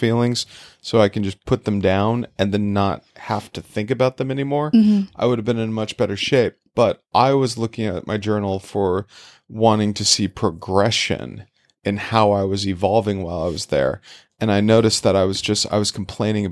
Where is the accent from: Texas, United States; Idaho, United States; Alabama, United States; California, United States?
Idaho, United States; moved away as an adult; also born or lived in Iowa / South Korea; growing up in Idaho